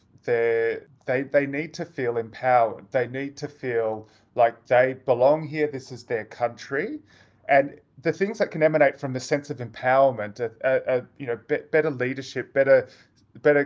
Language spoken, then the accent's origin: English; Gunaikurnai land, Victoria, Australia; I grew up in Gunai Kurnai